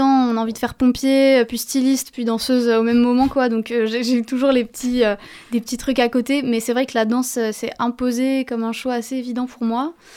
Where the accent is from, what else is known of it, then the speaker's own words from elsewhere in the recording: Paris, Île-de-France, France; Je suis née à Paris